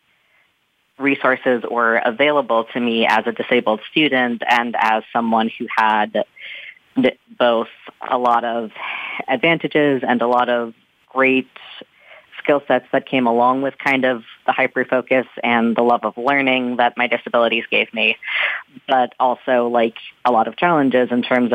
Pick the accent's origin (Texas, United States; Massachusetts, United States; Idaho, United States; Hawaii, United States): Texas, United States; North; moved away as an adult; now in Washington, D.C., United States; I'm originally from North Texas